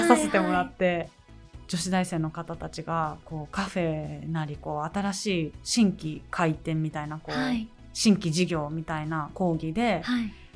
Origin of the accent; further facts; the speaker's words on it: Tokyo, Japan; 生まれも育ちも荒川区町屋で地元になってます